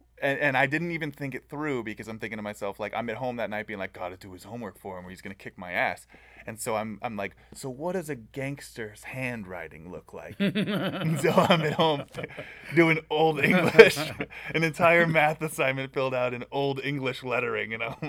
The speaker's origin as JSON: {"language": "English", "region": "Southern California", "country": "United States", "tie": "born or raised there", "said": "I grew up in Southern California."}